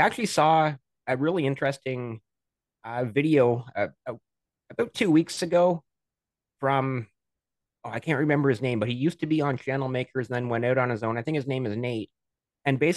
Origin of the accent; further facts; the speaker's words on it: Canada; I'm Canadian